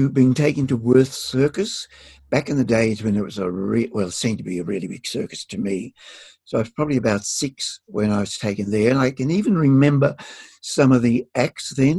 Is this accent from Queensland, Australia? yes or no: no; Griffith, New South Wales, Australia; also born or lived in Narrandera, New South Wales; now in Queanbeyan, Australia; we moved across to Griffith in New South Wales. And I was educated in Griffith